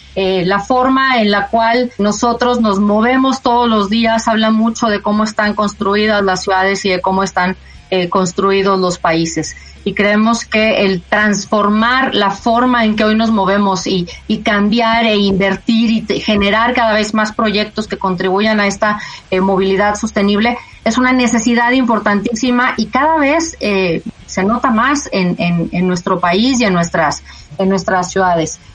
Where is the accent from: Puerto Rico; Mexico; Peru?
Mexico; la mayoría somos mexicanos